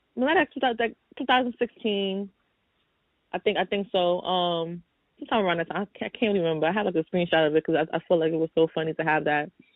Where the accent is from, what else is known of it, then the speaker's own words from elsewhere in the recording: New York City, New York, United States; I grew up in New York City, I grew up in Brooklyn all my life.